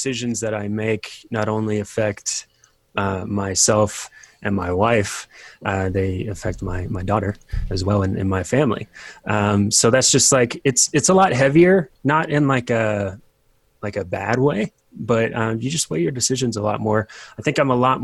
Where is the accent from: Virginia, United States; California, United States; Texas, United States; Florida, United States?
Virginia, United States; moved away as an adult; also born or lived in Colorado; I grew up in Virginia, move out to Colorado for Bible college